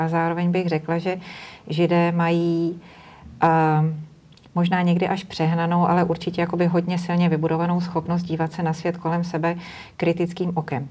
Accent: Bohemia, Czechia; u nás v Čechách

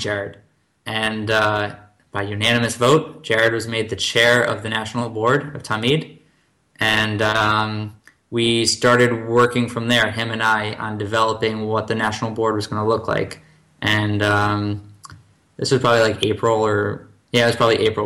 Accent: Livingston, New Jersey, United States; moved away as an adult; also born or lived in Michigan; now in Tel Aviv, Israel; I'm from Livingston, New Jersey, which is 973, the area code. So I moved from the 973 to the 972.

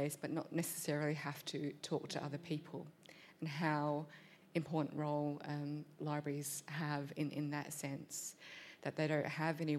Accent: Australia; first language English; I was born in Australia, English is my first language, but I have a complicated relationship with my Vietnamese heritage

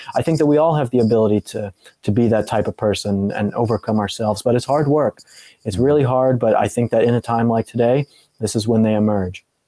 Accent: Colorado, United States; I'm from Colorado

